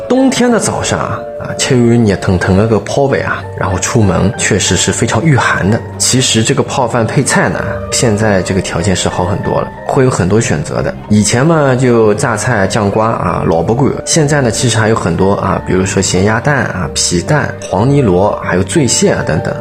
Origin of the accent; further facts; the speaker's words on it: Shanghai, China; 我们这些土生土长的这个上海人